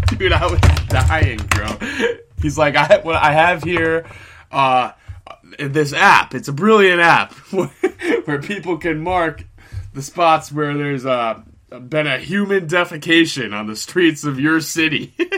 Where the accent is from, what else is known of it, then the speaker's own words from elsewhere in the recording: New York, United States; I'm from New York